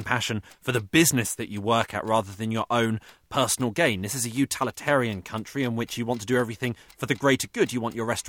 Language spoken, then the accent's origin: English; Hawaii, United States; born there; I was born in Hawaii.